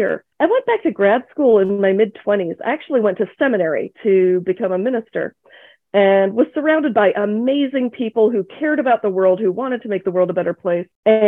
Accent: Akron, Ohio, United States; also born or lived in England; immigrant kid from Asia landing in Akron, Ohio

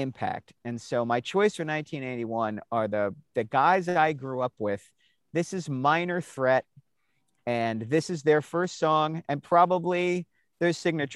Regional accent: Annapolis, Maryland, United States; I grew up outside of Washington, D.C. I grew up in a weird town. Annapolis, Maryland is a colonial town

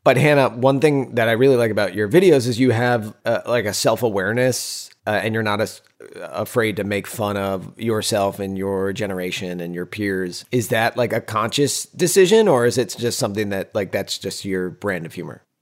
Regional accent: Northeast, United States; We're Italians from the Northeast

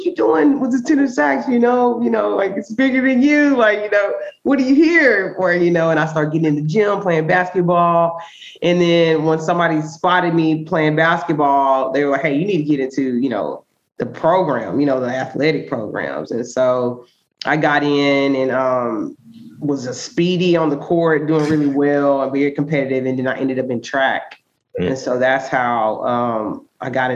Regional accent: Houston, Texas, United States; now in Austin, United States; born and raised there

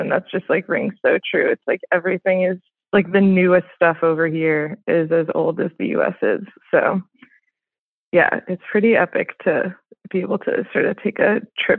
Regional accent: Switzerland; now in United States; But yeah, I grew up in Switzerland in like a diplomatic family and pretty, you know, international and bougie. And now I live up in the mountains in Colorado out west

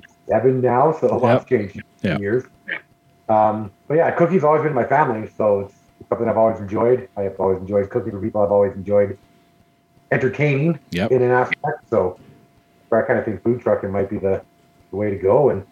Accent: the Kootenays, BC, British Columbia, Canada; moved away as an adult; now in Red Deer, Canada; born and raised in BC, born in the Kootenays.

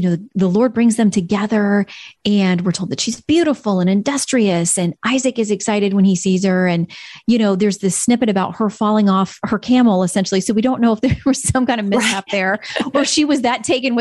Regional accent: Florida, United States; down in Florida, my home state

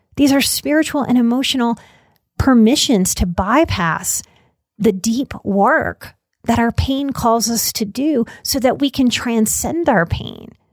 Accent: New Orleans, Louisiana, United States; I was raised, born and raised in New Orleans, and that's a deeply Catholic place

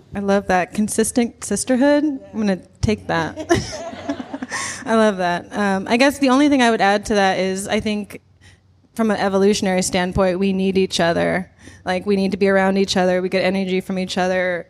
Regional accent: Nebraska, United States; I grew up in Nebraska

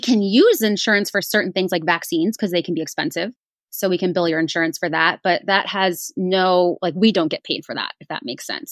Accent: East Coast, United States; moved away as an adult; now in Indianapolis, United States; I was actually born and raised on the East Coast

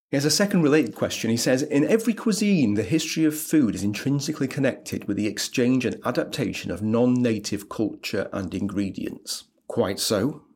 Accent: Leeds, Yorkshire and the Humber, United Kingdom; As a Leeds boy, I'm from Pudsey, which is in Leeds.

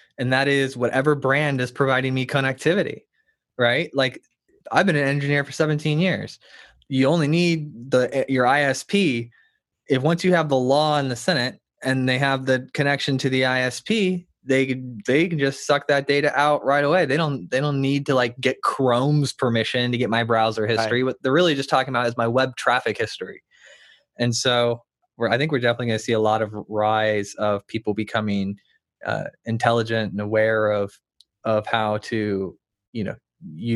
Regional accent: United States; I'm American

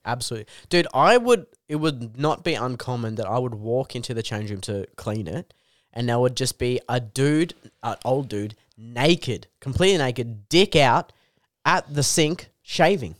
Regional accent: Canberra, Australian Capital Territory, Australia; moved away as an adult; now in Newcastle, Australia; we're from Canberra

